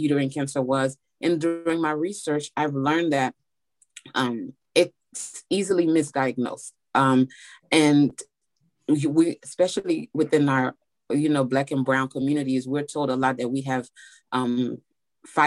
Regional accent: Miami, Florida, United States; moved away as an adult; now in Nashville, United States; currently I'm living in Nashville, Tennessee, but I grew up in Florida and Miami. I'm from Miami

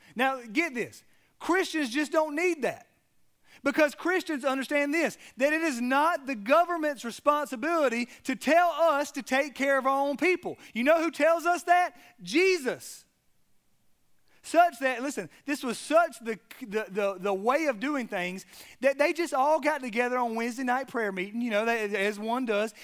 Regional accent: South Georgia, United States; I'm from South Georgia

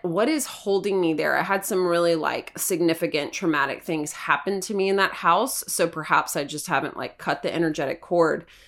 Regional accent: Hermitage, Tennessee, United States; I grew up in Hermitage, Tennessee, in a very tiny house

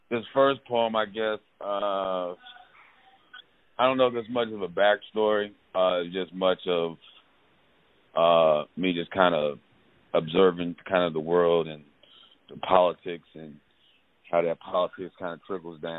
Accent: Peru, Indiana, United States; now in Atlanta, United States; I am originally from uh Indiana. Um, uh, I've uh, okay. small town Peru, Indiana. I moved here from Indianapolis.

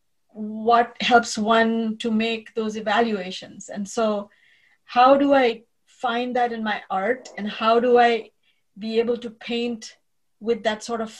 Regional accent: India; now in United States; I was raised a Jew in India

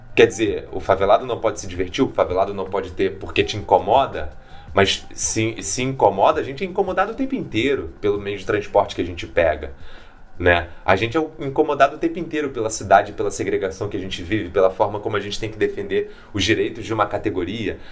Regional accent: Rio de Janeiro, Brazil

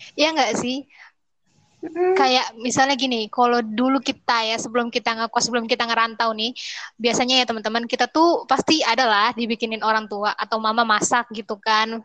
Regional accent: Bekasi, West Java, Indonesia; moved away as an adult; now in Jambi, Indonesia; aku dari Bekasi

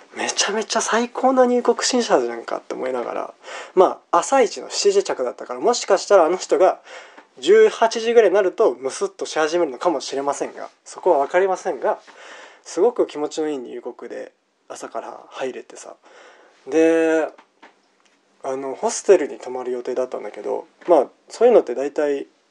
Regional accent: Japan; 僕は日本から来たんだよ

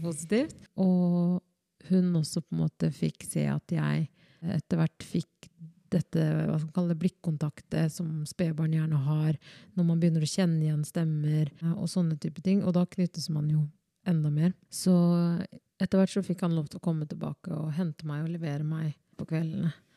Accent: Skien, Vestfold og Telemark, Norway; also born or lived in Democratic Republic of the Congo / Oslo; Og jeg kommer jo oppriktig fra Kongo. Eh, og der blei jeg født født og men er oppvokst i Norge

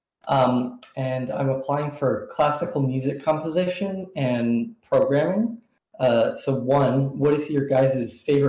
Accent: Minnesota, United States; I'm from Minnesota, so that's where I'm right now.

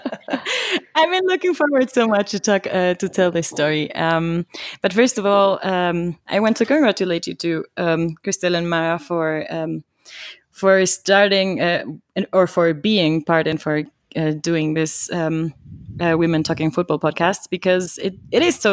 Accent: Quito, Pichincha, Ecuador; I grew up here in Quito.

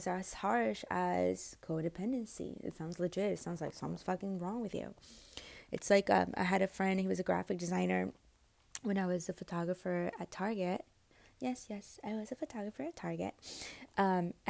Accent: United States; I'm American.

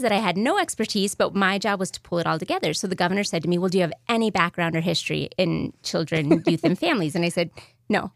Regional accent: New Mexico, United States; moved away as an adult; I'm from New Mexico, so when I came home

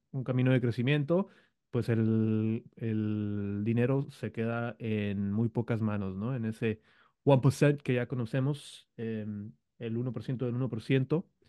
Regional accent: Baja California, Mexico; Acá somos la República de Baja California del Brazo Poderoso

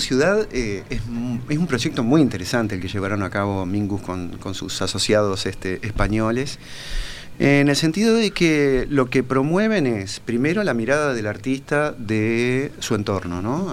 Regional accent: Paysandú, Uruguay; yo me crié en Paysandú ah. este, hice toda la escuela en Paysandú

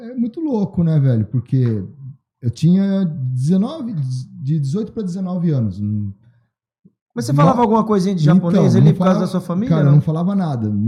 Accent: Atibaia, São Paulo, Brazil; born there; Nasci em Atibaia e já, já morei fora do Brasil um tempo, mas voltei pra Atibaia de novo.

